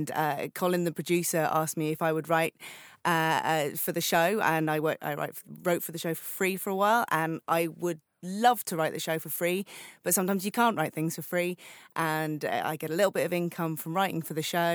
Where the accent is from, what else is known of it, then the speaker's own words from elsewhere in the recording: United Kingdom; Being British